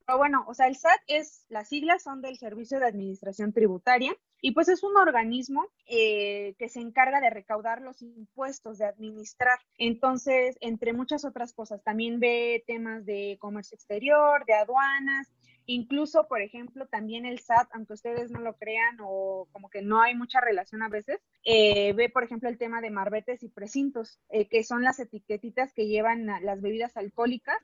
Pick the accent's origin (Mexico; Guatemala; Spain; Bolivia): Mexico; como mexicanos